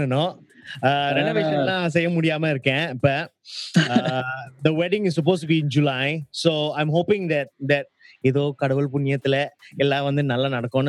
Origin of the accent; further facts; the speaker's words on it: India; The only reason why I'm special is because I'm Indian.